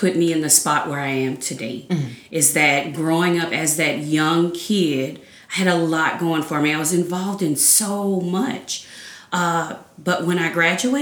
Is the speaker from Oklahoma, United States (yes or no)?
no; Kaplan, Louisiana, United States; moved away as an adult; now in Lafayette, United States; I am actually from Vermilion Parish, from the little small town, we can't even call it a city, the little small town of Kaplan, Louisiana